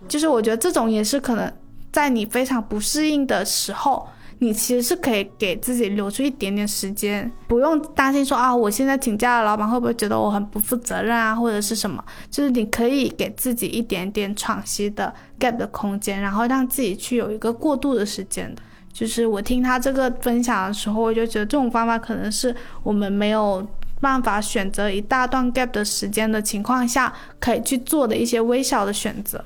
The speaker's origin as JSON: {"language": "Chinese", "region": "Guangdong", "country": "China", "said": "就是身为广东人呢，就是大家都会选择在上火热气的时候喝凉茶嘛"}